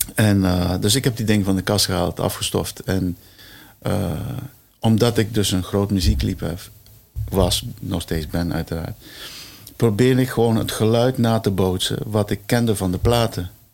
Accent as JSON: {"language": "Dutch", "country": "Curaçao", "tie": "born or raised there", "moved": "yes", "lives_now": "Netherlands", "said": "Mijn moeder komt uit Curaçao. Ik ben op Curaçao geboren"}